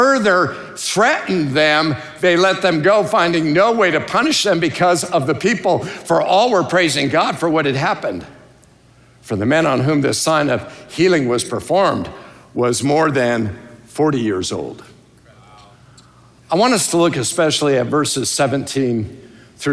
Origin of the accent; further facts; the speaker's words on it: United States; I love being an American, but I'm not first and foremost an American